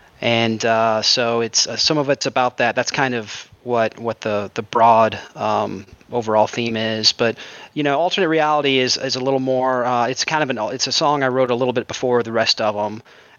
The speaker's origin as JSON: {"language": "English", "town": "Jacksonville", "region": "Florida", "country": "United States", "said": "Jacksonville, Florida."}